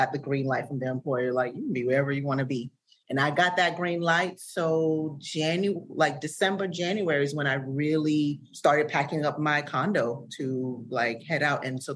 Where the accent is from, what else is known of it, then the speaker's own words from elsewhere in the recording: Sierra Leone; now in United States; I'm originally from Sierra Leone